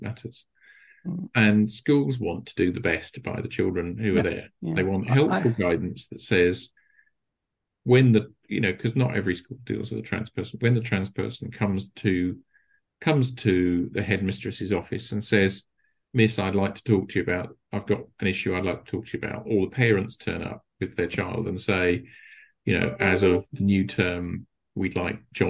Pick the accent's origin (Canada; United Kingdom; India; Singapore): United Kingdom; we're still British